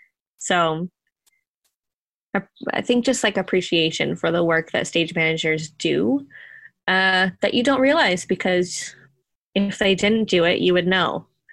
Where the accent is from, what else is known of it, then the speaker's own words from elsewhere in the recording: Ontario, Canada; Oh, thanks. Technically, I'm from Ontario, so...